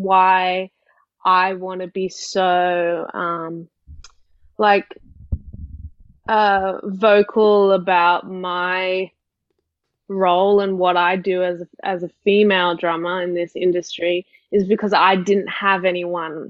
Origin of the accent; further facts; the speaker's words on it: Sydney, New South Wales, Australia; I grew up in Sydney